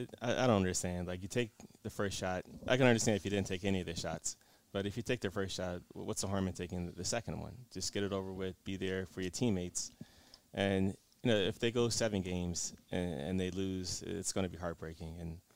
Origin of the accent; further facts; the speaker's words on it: Philadelphia, Pennsylvania, United States; also born or lived in Upper Darby / Connecticut; I was born and raised here in Philadelphia. Went to school in Philadelphia, moved out to Upper Darby for high school, and I went to chiropractic college in Connecticut, came back